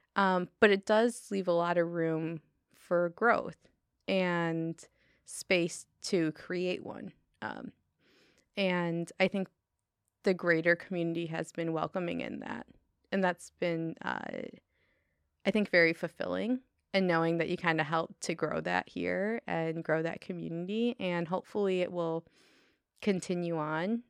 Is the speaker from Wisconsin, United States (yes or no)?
no; Detroit, Michigan, United States; moved away as an adult; also born or lived in Chicago / Bay Area; now in Humboldt County, United States; I grew up in Detroit